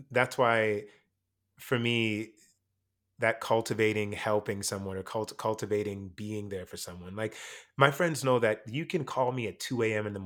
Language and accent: English; Jamaica; moved away; I came from Jamaica. I was put in a speech class